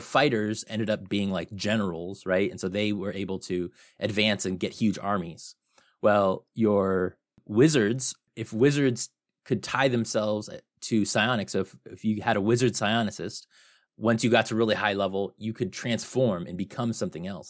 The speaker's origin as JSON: {"language": "English", "town": "Phoenix", "region": "Arizona", "country": "United States", "said": "I'm from Phoenix, Arizona"}